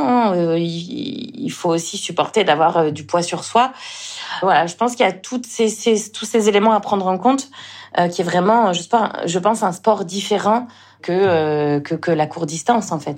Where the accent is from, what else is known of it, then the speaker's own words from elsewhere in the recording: Le Mans, Pays de la Loire, France; moved away as an adult; also born or lived in Toulouse; now in Réunion, France; je suis originaire du Mans, en Sarthe. C'est là où je suis née.